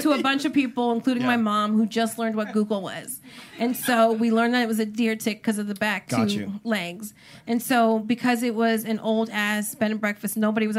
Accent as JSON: {"language": "English", "region": "New Jersey", "country": "United States", "said": "Say that because I'm from Jersey."}